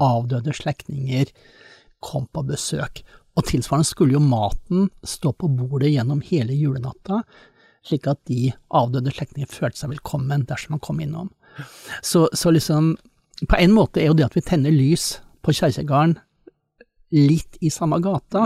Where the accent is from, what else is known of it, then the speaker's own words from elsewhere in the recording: Eastern Norway, Norway; meg som østlending